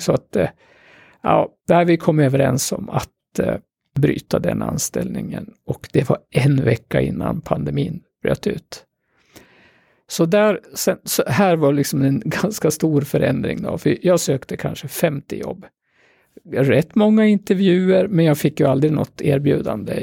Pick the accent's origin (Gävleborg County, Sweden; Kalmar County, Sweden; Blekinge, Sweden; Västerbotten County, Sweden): Gävleborg County, Sweden; Gävle; also born or lived in Sollefteå; jag är ju en typisk Gävlebo. Även om jag är född i Sollefteå så har jag ju bott här liksom hela mitt vuxna liv från första klass